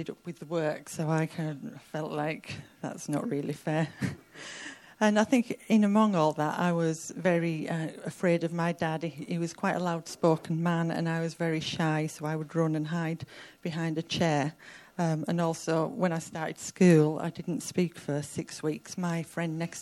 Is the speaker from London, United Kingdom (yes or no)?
no; Cumbria, North West England, United Kingdom; I grew up in Cumbria on a remote farm